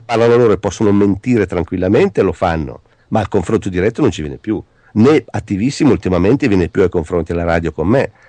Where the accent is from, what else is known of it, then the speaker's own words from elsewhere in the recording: Italy; sono italiano